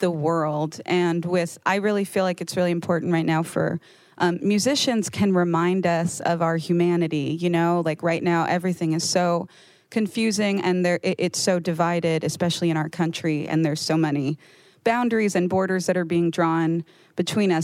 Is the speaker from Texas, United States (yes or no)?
no; New York City, New York, United States; I grew up in the Bronx